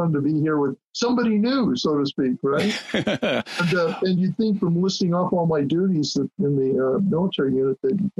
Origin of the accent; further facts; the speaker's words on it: Southern Nevada, United States; also born or lived in Oregon / Wyoming; I was born in Oregon, but I grew up in Southern Nevada. Although I spent all my summers up in Wyoming and other parts of the Rocky Mountains doing farm and ranch work